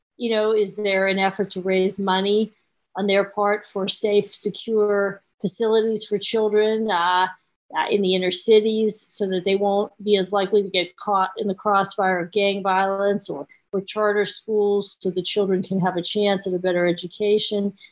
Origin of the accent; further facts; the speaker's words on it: Pittsburgh, Pennsylvania, United States; I grew up in Pittsburgh